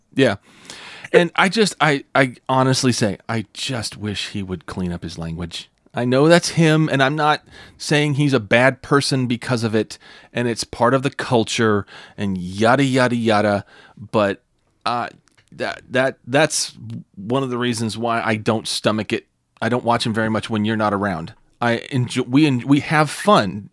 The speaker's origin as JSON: {"language": "English", "region": "California", "country": "United States", "said": "I was from California."}